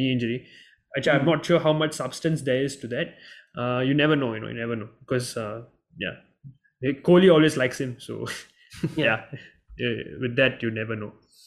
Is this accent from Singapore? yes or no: yes; Singapore; being a Singaporean